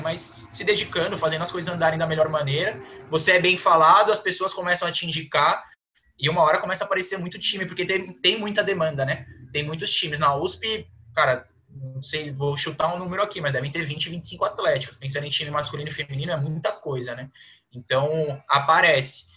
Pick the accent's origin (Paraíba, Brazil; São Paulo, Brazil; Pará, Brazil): São Paulo, Brazil; Praia Grande; moved away as an adult; now in São Paulo, Brazil; eu sou lá da Praia Grande, da Baixada Santista, então sempre joguei por lá